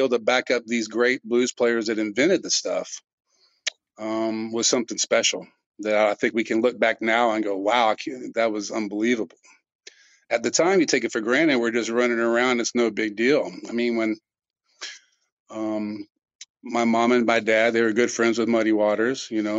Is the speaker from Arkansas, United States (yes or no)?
no; Austin, Texas, United States; I grew up in Austin in the 70s